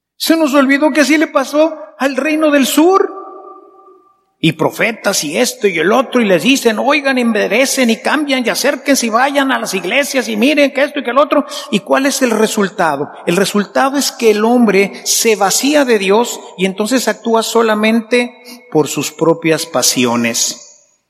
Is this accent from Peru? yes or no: no; Mexico; como esposos, como sacerdotes, como empresarios, como mexicanos